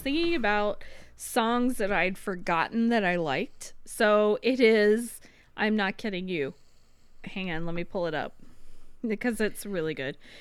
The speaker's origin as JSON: {"language": "English", "country": "United States", "said": "we're Americans"}